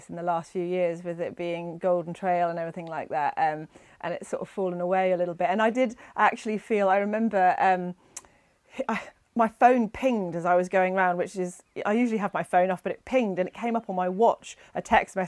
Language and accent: English; north coast of Cornwall, South West England, United Kingdom; moved away as an adult; now in Scotland, United Kingdom; I'm originally from Cornwall, the north coast of Cornwall. Okay. So that's where I was born and bred